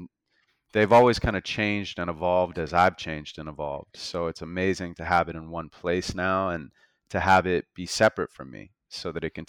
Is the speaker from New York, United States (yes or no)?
no; Santa Monica, California, United States; So I was born and raised in Santa Monica